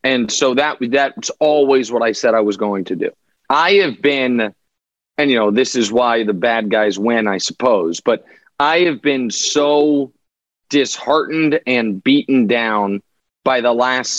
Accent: Kansas City, Missouri, United States; Yeah, that's right. My hometown.

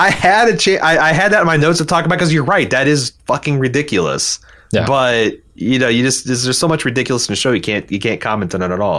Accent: Brooklyn, New York, United States; as a New Yorker born and raised in Brooklyn, I might be one of the few people looking forward to the Isle of Dead spinoff.

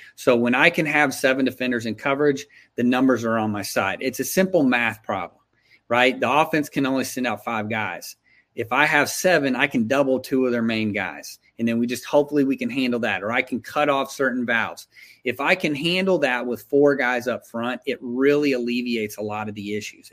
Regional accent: Texas, United States; I'm from Texas

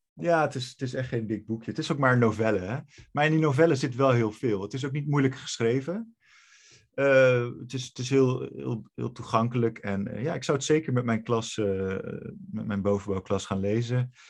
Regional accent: Netherlands; dat is natuurlijk ook waar ik vandaan kom

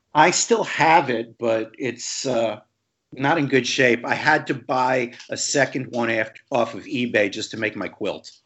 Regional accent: Long Island, New York, United States; where I grew up on Long Island

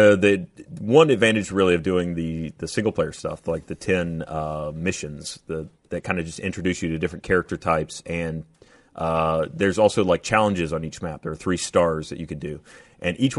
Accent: Georgia, United States; I'm from Georgia

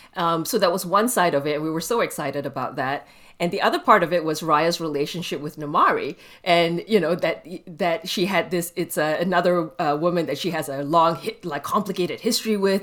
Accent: Malaysia; I grew up in Malaysia

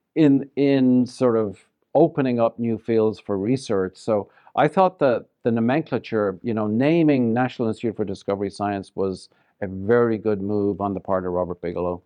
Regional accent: Ireland; moved away as an adult; also born or lived in Ottawa, Canada / Toronto, Canada / Vancouver, Canada / Denver, Colorado; now in Las Vegas, United States; I left Ireland in nineteen eighty something

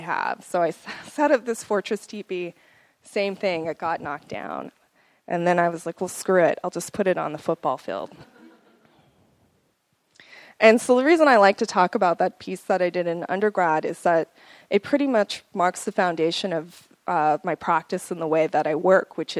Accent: Crow Indian Reservation, Montana, United States; also born or lived in Bozeman, Montana; I grew up on the Crow Indian Reservation, which is located in Montana

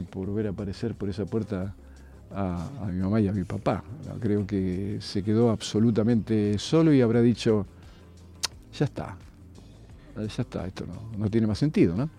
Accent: Argentina; yo soy argentino

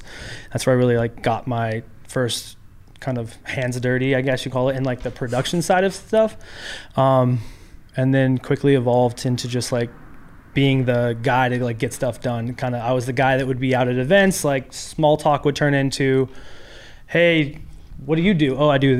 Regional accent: Renton, Washington, United States; moved away as an adult; now in Los Angeles, United States; I'm originally from Seattle.

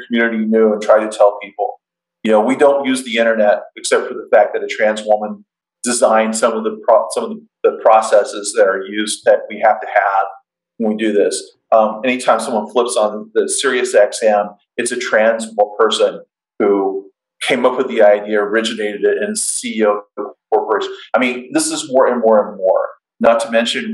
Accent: Oklahoma, United States; as a kid growing up in Oklahoma

